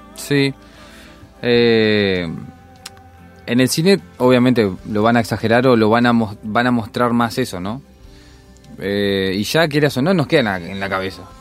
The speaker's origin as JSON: {"language": "Spanish", "country": "Uruguay", "said": "nosotros somos uruguayos"}